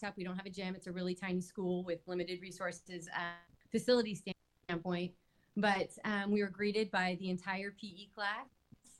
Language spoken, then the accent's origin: English; California, United States; I'm from California